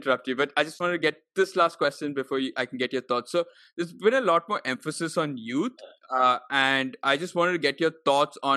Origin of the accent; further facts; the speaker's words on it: Bengaluru, Karnataka, India; I've also been born up there, but I can never say Bengaluru. I'm always Bangalore